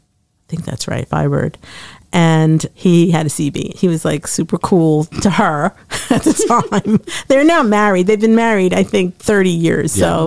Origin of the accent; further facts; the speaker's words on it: New York, United States; moved away as an adult; now in Trenton, United States; We're New Yorkers.